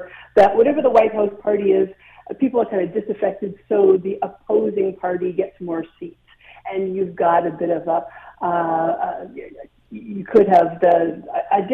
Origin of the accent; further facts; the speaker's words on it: Canada; now in Atlanta, United States; I'm a Canadian, but I live in Atlanta, Georgia